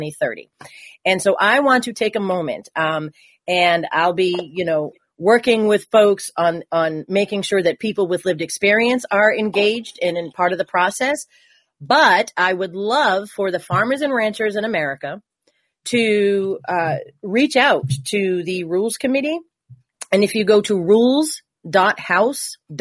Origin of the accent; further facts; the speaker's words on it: Massachusetts, United States; I'm from Massachusetts